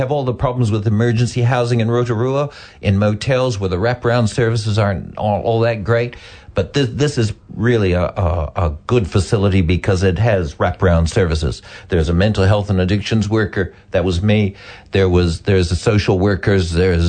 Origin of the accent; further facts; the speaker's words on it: Canada; now in New Zealand; I'm Canadian.